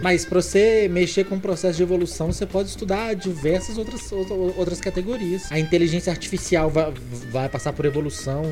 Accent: Minas Gerais, Brazil; eu sou mineiro

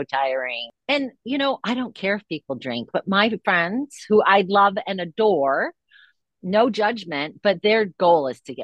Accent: East Grand Rapids, Michigan, United States; I grew up in East Grand Rapids, Michigan

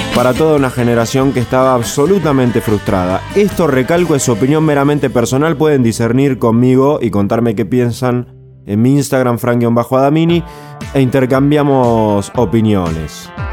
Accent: Argentina; como todo argentino

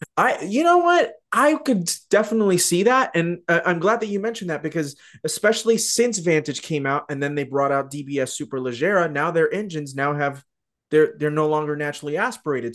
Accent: Tucson, Arizona, United States; I grew up in Tucson, uh, which is just south of H, uh, of Phoenix

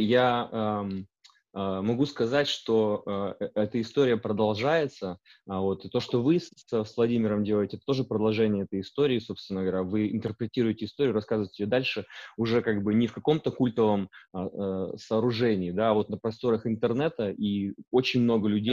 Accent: Urals, Russia; moved away as an adult; also born or lived in Perm; now in Canada; я сам родился на Урале, а, и как бы волей судьбы и моих а, выборов оказался в Канаде.

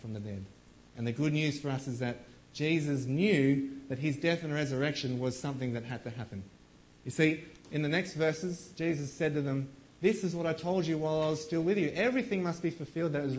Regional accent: Australia; as Aussie blokes

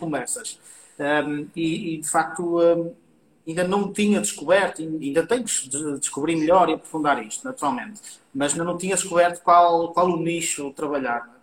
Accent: Portugal; Aqui em Portugal

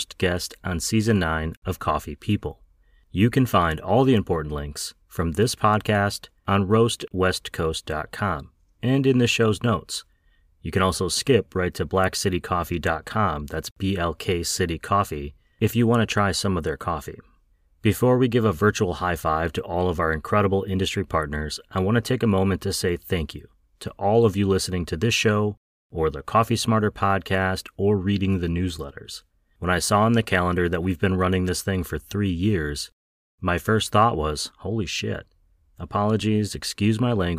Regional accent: Wausau, Wisconsin, United States; my hometown of Wausau, Wisconsin

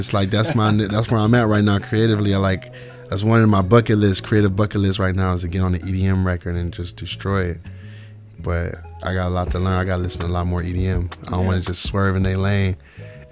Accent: Cleveland, Ohio, United States; moved away; we're from Cleveland, you know what I mean? From the ghetto

